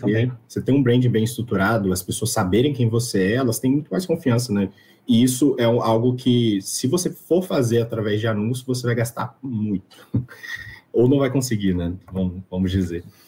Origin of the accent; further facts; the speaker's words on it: Espírito Santo, Brazil; eu sou daqui do Espírito Santo